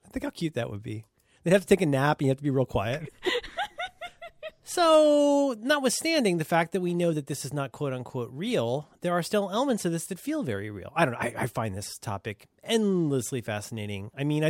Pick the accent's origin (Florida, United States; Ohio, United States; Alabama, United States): Ohio, United States; I'm from Ohio. I don't know how to pronounce anything.